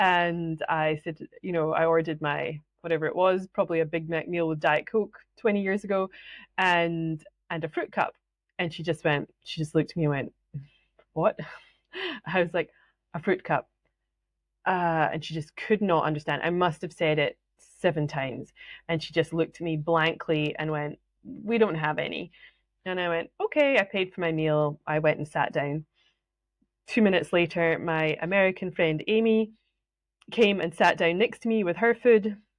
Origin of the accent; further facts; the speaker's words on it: Scotland, United Kingdom; accent: Scottish; But anyway, this is my real Scottish accent.